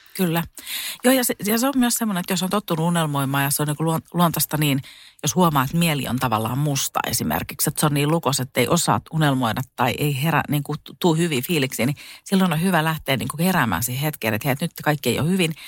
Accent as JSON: {"language": "Finnish", "region": "Satakunta", "country": "Finland", "also_born_or_lived": "Spain", "said": "mä tulin Suomeen ja tota, mä menin sitten mun kotiin tuonne satakuntaan"}